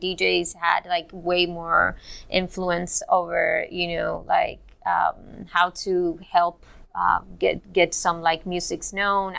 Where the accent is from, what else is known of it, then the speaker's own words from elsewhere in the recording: Cuba; I'm also Cuban